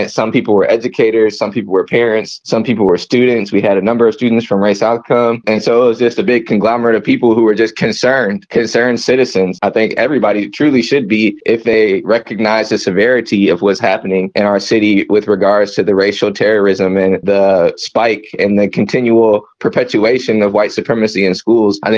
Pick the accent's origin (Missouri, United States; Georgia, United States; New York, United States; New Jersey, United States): Missouri, United States; Lee's Summit; I'm also from Lee Summit originally. I went to Lee Summit North.